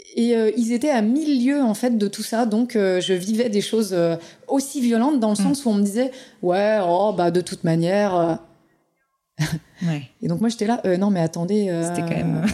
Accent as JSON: {"language": "French", "region": "Pays de la Loire", "country": "France", "said": "je suis du Saumurois"}